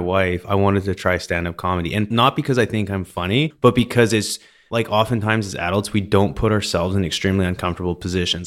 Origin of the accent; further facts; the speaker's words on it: Vernon, British Columbia, Canada; I grew up in Vernon, in British Columbia